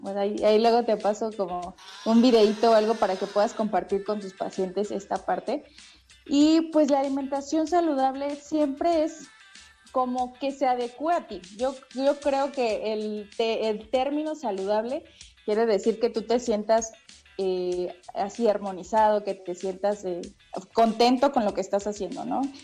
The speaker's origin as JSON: {"language": "Spanish", "region": "Veracruz", "country": "Mexico", "moved": "as an adult", "lives_now": "Mexico City, Mexico", "said": "yo que soy veracruzana, pues estudié ahí en, la Universidad Veracruzana"}